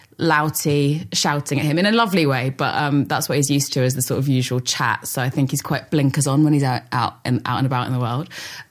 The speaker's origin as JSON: {"language": "English", "region": "London", "country": "United Kingdom", "tie": "born or raised there", "said": "I grew up in North London, around sort of like my family my grandpa came over from Ireland with four of his brothers."}